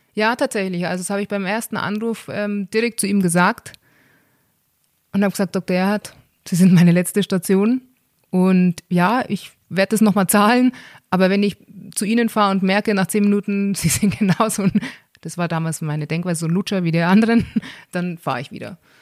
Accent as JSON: {"language": "German", "region": "Bavaria", "country": "Germany", "said": "bei uns in Bayern"}